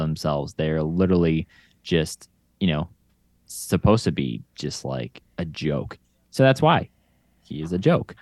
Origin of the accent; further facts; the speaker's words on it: Chicago, Illinois, United States; we're all from Chicago for Louie